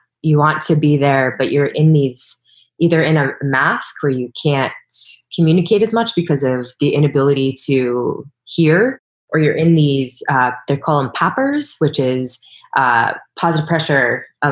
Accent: East Coast, United States; moved away; I'm from the East Coast

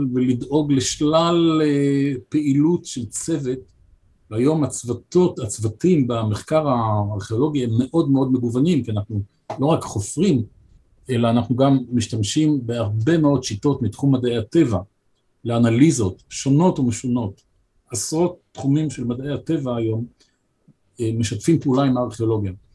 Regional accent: Haifa, Haifa District, Israel; also born or lived in Jerusalem; אני הייתי חיפאי

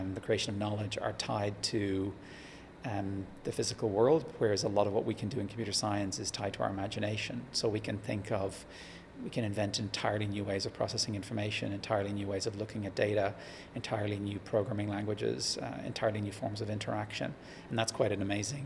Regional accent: Dublin, Leinster, Ireland; moved away as an adult; also born or lived in Japan / Australia / Scotland / Massachusetts; now in Sydney, Australia; I grew up in Ireland, Dublin, at the north side

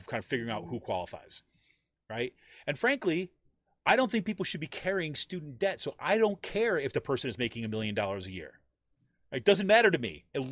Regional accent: New York, United States; I grew up in New York State.

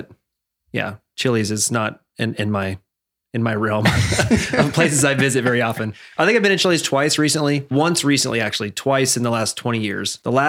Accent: Lawrence, Kansas, United States; when I was growing up in Lawrence.

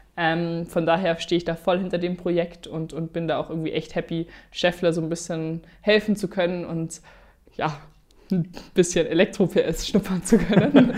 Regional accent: Germany; Deutschland ist halt einfach da, wo ich herkomme

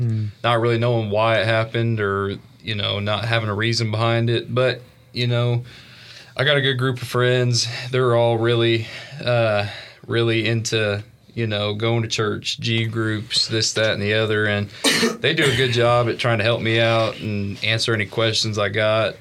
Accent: Evansville, Indiana, United States; moved away; I'm from uh, Evansville, Indiana.

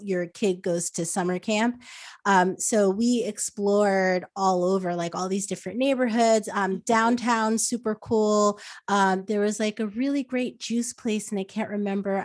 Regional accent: New Jersey, United States; moved away as an adult; also born or lived in New York; now in Los Angeles, United States; I, I grew up in New Jersey, so I, I was basically born in a mall

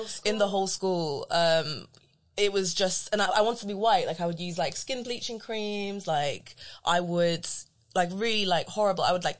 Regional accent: London, United Kingdom; So I say I'm from London and then people say, where are you really from?

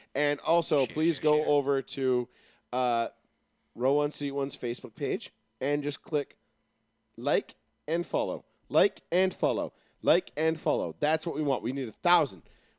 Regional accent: New York City, New York, United States; moved away; I was raised out in Queens.

